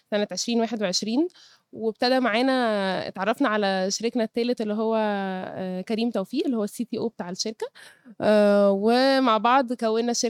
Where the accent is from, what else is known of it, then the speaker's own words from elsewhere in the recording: Cairo, Cairo Governorate, Egypt; born there; عندي 32 سنة اتولدت في القاهرة درست في الجامعة الأمريكية